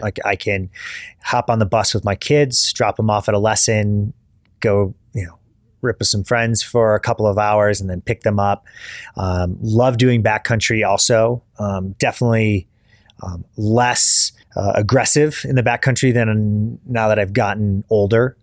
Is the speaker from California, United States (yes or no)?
no; Kalamazoo, Michigan, United States; moved away as an adult; also born or lived in Dayton, Ohio; I grew up in Michigan, uh, kind of a rural part of Michigan outside of Kalamazoo